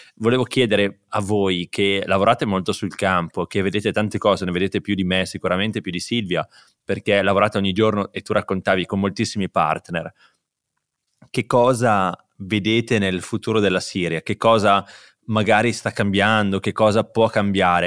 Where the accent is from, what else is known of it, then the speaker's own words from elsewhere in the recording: Bergamo, Lombardy, Italy; io, io, sono bergamasco